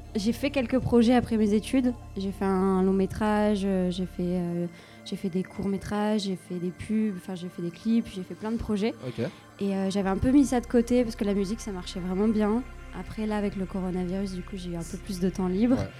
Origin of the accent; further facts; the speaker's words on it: Grenoble, Auvergne-Rhône-Alpes, France; je viens de Grenoble